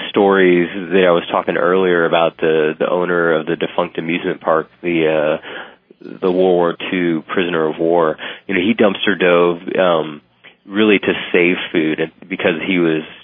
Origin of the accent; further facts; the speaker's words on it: San Antonio, Texas, United States; in San Antonio, my hometown